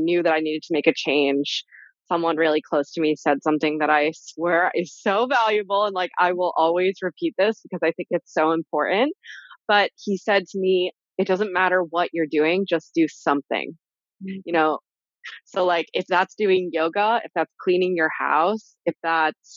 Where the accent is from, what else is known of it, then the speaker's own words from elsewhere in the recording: New York, United States; I'm from New York